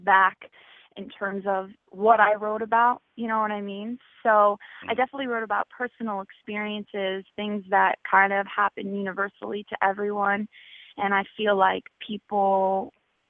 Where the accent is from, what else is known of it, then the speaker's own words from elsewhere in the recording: New Jersey, United States; moved away; I'm from Jersey originally